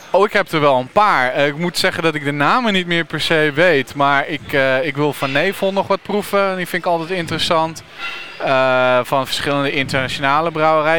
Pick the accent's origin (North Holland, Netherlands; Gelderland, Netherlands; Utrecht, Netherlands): Utrecht, Netherlands; Want ik kom zelf uit Utrecht